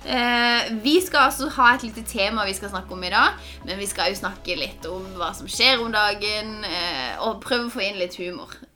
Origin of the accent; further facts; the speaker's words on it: Langenes, Norway; Jeg har vokst opp på Langenes.